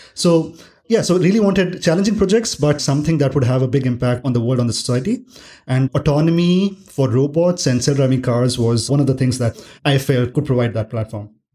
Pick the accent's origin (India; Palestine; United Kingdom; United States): India; Delhi; I grew up in Delhi, India